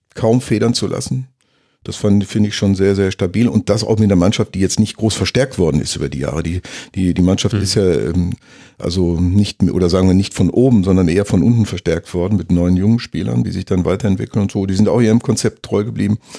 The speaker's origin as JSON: {"language": "German", "area": "near Schalke", "region": "North Rhine-Westphalia", "country": "Germany", "said": "Ich komme ja aus der Nähe von, mhm. von äh, Schalke"}